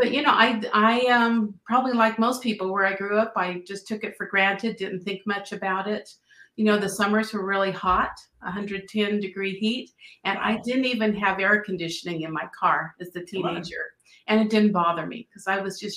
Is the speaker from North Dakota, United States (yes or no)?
no; Phoenix, Arizona, United States; moved away as an adult; also born or lived in Los Angeles area, California; now in Spokane Valley, United States; I grew up in Phoenix, Arizona, nice hot desert